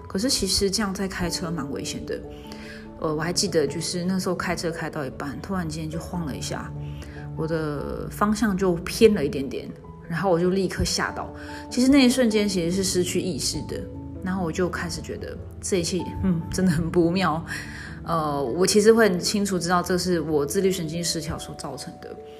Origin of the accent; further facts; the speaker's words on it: Zhongli, Taoyuan, Taiwan; now in Tainan, Taiwan; 我打算会到北部，会我老家会，他院，中立那边